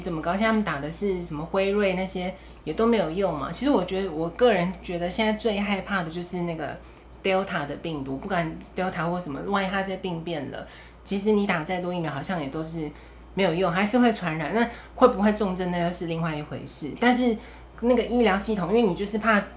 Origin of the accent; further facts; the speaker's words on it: Taiwan; 我们台湾人